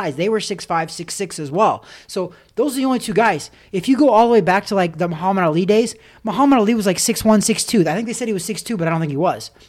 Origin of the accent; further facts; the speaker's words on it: Missouri, United States; I'm from Missouri.